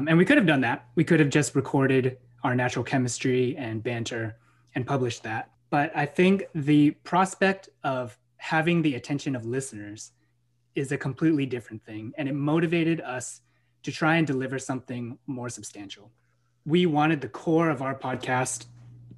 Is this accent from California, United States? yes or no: yes; San Francisco, California, United States; I was raised and born in the Parkside District of San Francisco, California